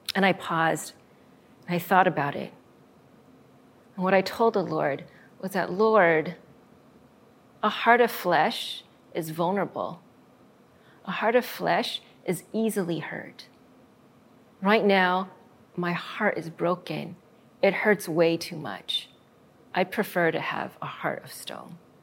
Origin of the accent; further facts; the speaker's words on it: Arizona, United States; my home state of Arizona